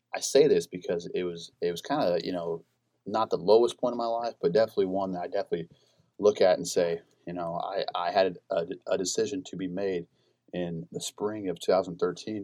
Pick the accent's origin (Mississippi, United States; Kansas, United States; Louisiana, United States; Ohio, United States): Kansas, United States; Iola; I'm from Iola, Kansas. It's about an hour and a half uh, south of Lawrence. Grew up my entire life.